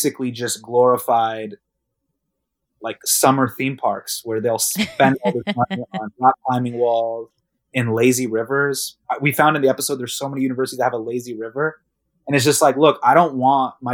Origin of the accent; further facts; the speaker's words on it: Davis, California, United States; I grew up in Davis